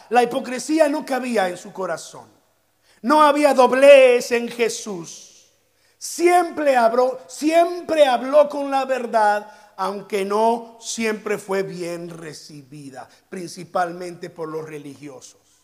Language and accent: Spanish; Veracruz, Mexico; los que somos de Veracruz